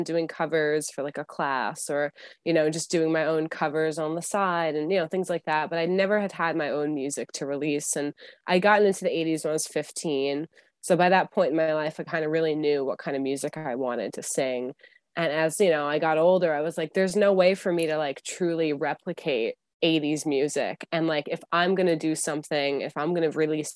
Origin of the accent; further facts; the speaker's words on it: New York City, New York, United States; I'm from New York City area.